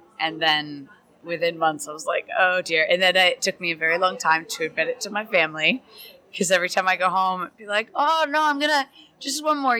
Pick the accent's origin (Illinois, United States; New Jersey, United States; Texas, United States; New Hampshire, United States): New Hampshire, United States; now in London, United Kingdom; I'm from the States originally, so from New Hampshire, but I actually say that I'm from Boston, I guess.